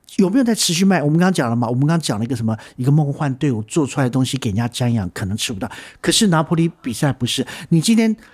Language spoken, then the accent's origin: Chinese; Taiwan; 我们台湾人的创意是的确是很棒